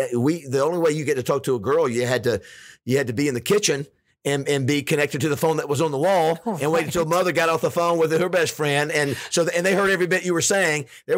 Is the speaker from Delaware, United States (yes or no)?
no; Panama City, Florida, United States; moved away as an adult; now in Arkansas, United States; growing up in Panama City, Florida.